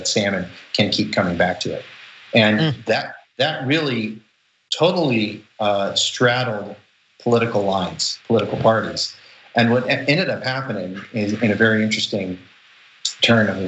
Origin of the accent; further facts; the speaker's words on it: Seattle, Washington, United States; also born or lived in Southeast Alaska; I grew up here in the Pacific Northwest in Seattle, and this is salmon country.